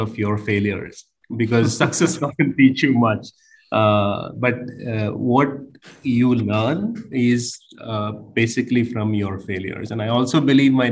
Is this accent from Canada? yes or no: no; India; moved away as an adult; also born or lived in Africa; now in Cambodia; I'm from India, as you rightly said. Relatively new to Cambodia. I arrived in December 2018.